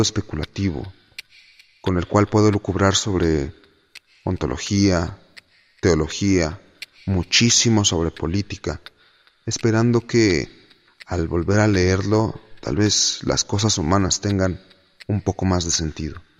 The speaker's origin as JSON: {"language": "Spanish", "region": "Mexico City", "country": "Mexico", "tie": "born or raised there", "said": "Nací hace 26 años en la Ciudad de México y vivo aquí desde entonces"}